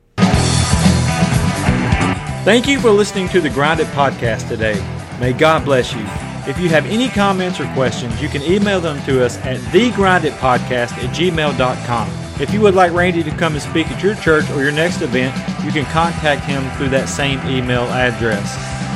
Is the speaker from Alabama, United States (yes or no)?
no; West Tennessee, United States; moved away as an adult; also born or lived in the South; I'm from West Tennessee